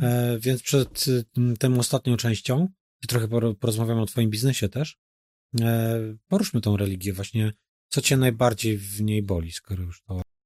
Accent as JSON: {"language": "Polish", "region": "Masovian Voivodeship", "country": "Poland", "moved": "yes", "lives_now": "Poznań, Poland", "said": "Sam pochodzę z zaboru rosyjskiego"}